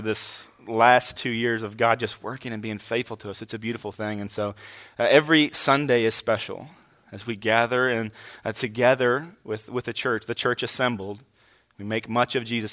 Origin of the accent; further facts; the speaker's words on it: Hagerstown, Maryland, United States; moved away as an adult; also born or lived in Kingsport, Tennessee; I'm from this area, uh, spent most of my childhood here